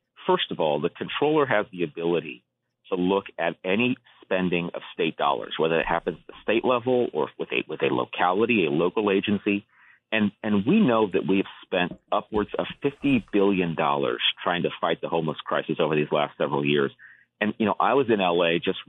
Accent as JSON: {"language": "English", "town": "Rowland Heights", "region": "California", "country": "United States", "tie": "born or raised there", "also_born_or_lived": "North Carolina / Massachusetts", "said": "I grew up in California. I grew up in Southern California. I live in California now."}